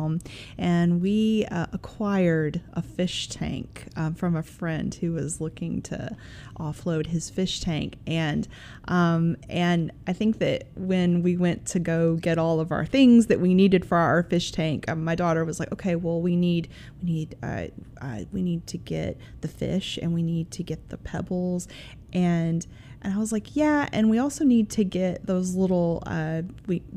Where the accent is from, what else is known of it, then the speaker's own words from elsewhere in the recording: Memphis, Tennessee, United States; growing up in Memphis, the Mississippi River is just ubiquitous. It's the thing that is here.